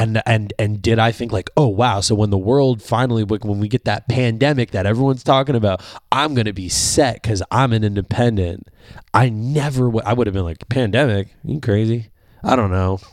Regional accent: Canada; being a Canadian

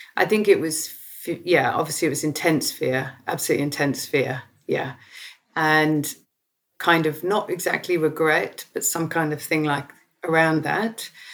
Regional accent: South East England, United Kingdom; growing up in Southeast England in the 1970s

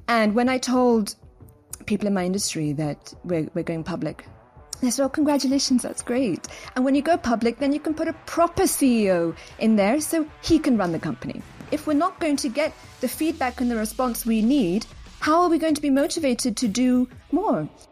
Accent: London, United Kingdom; moved away as an adult; now in Dubai, United Arab Emirates; born and raised in London. I'm actually third generation British, so my parents were also raised in London.

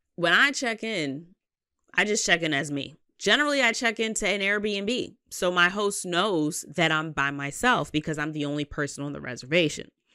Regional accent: New York City, New York, United States; I'm a Queens bitch, Southside

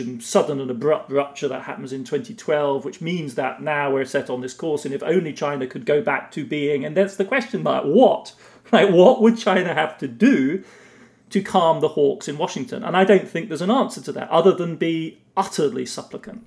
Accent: Germany; accent: British; moved away as an adult; also born or lived in England; now in United States; growing up in West Germany, as I did in the 70s and 80s

